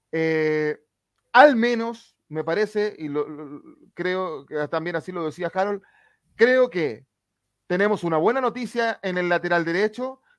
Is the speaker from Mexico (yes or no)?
no; Chile; nos duele como chilenos